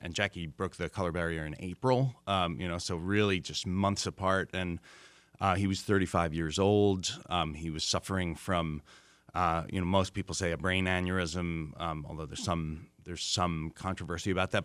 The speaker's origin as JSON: {"language": "English", "region": "New York", "country": "United States", "tie": "born or raised there", "said": "I grew up in New York"}